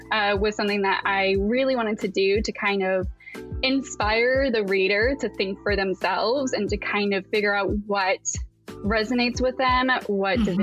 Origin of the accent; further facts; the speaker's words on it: Appalachia, United States; now in Pacific Northwest, United States; I currently live in the Pacific Northwest, um, but I grew up in the Appalachians